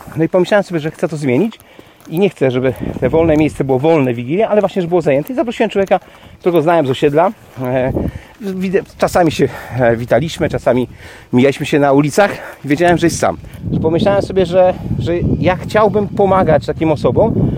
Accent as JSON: {"language": "Polish", "town": "Kołobrzeg", "region": "West Pomeranian Voivodeship", "country": "Poland", "tie": "born or raised there", "said": "mój rodziny Kołbrzeg, bo pochodzę z Kołbrzegu"}